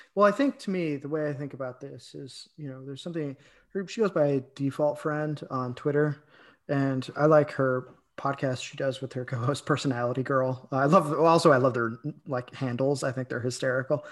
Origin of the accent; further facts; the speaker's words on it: Illinois, United States; I'm from Illinois